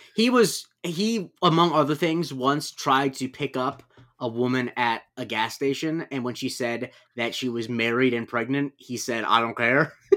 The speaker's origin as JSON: {"language": "English", "region": "Florida", "country": "United States", "tie": "born or raised there", "said": "growing up in Florida"}